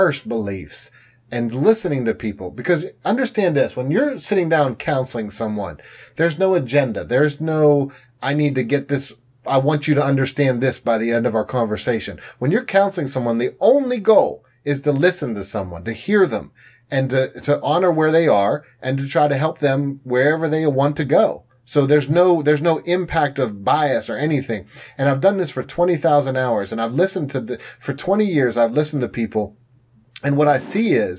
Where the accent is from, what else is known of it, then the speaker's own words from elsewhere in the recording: Pittsburgh, Pennsylvania, United States; I'm from Pittsburgh.